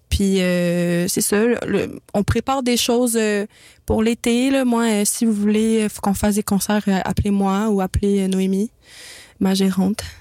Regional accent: Montreal, Quebec, Canada; du Myland et du plateau Mont-Royal dans le temps que mes parents, ils pouvaient se le payer.

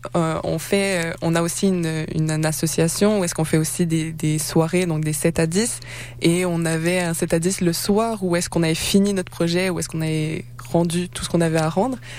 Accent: Quebec, Canada; même avec mon accent, ça reste que je suis née au Québec, j'ai passé ma vie ici

